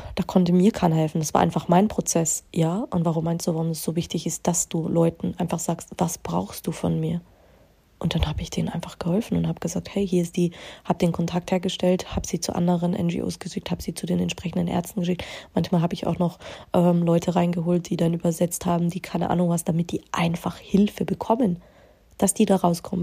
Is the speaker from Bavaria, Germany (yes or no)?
yes; Bavaria, Germany; Ja, ich bin in Deutschland geboren, ich bin auch in Bayern geboren